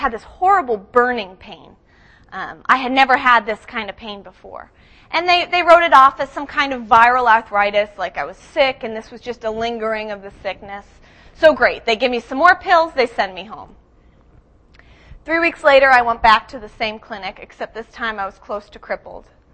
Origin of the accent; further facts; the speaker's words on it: Boston, Massachusetts, United States; moved away as an adult; also born or lived in Lakeland, Florida; I grew up in Boston